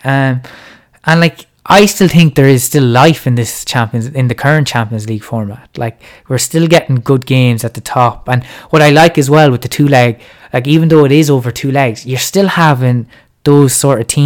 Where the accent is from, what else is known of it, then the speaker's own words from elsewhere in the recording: Ireland; even as Irish fans